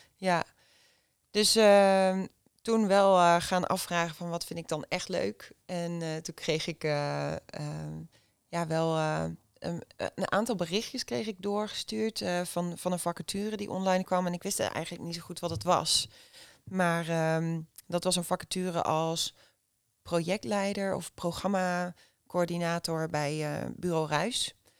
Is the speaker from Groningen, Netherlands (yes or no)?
no; Haaksbergen, Overijssel, Netherlands; moved away as an adult; also born or lived in Zwolle; ik kom uit Haaksbergen. Dat is een klein dorpje naast Enschede tegen de Duitse grens. En daar ben ik 32 jaar geleden geboren, 1989. En opgegroeid met mijn twee zusjes